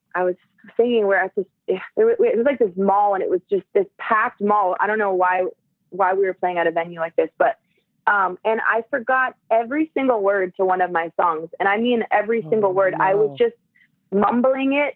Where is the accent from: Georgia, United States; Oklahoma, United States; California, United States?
California, United States; Southern; I'm from Southern California